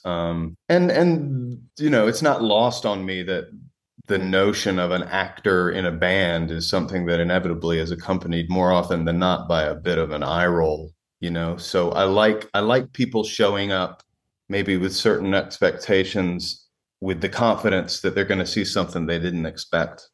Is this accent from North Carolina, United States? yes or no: yes; Raleigh, North Carolina, United States; moved away as an adult; also born or lived in New York / Los Angeles; now in Western North Carolina, United States; I grew up in Raleigh for the most part, in Raleigh, North Carolina, right in the middle of the state